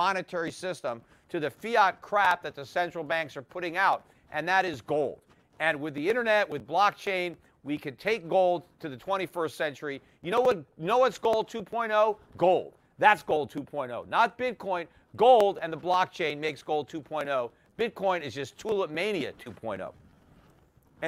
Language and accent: English; United States; as an American